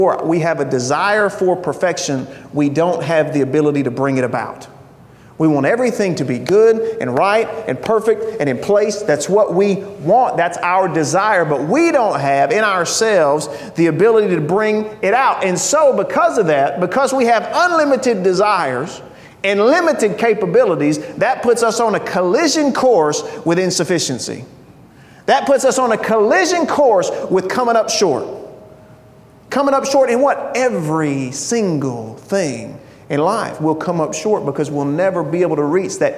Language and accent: English; United States; I'm an American